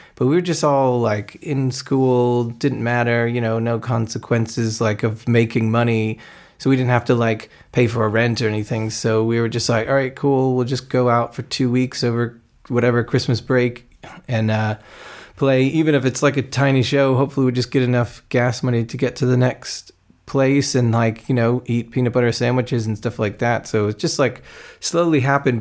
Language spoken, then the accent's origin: English; New Jersey, United States; moved away as an adult; also born or lived in Kutztown, Pennsylvania; now in London, United Kingdom; I grew up in New Jersey